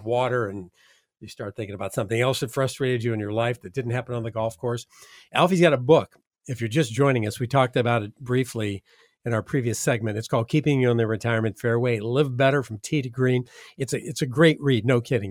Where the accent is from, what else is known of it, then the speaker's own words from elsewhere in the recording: Midwest, United States; now in Southwest Florida, United States; I'm from the Midwest.